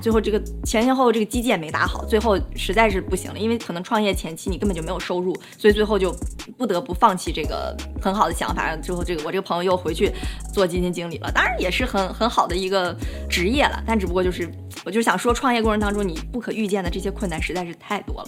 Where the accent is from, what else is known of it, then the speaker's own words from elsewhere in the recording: Dalian, Liaoning, China; moved away as an adult; also born or lived in Beijing / New York; 家乡是在我们中国大东北的最南端的一个城市